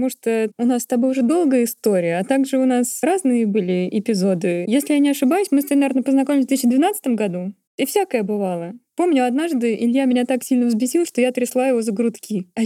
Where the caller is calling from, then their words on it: New Zealand; из Новой Зеландии